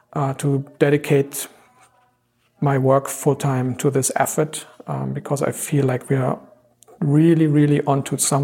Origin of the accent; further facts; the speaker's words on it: Germany; moved away as an adult; now in Toronto, Canada; I was a student in Germany. I'm based from Germany and did neural network research there as a master's student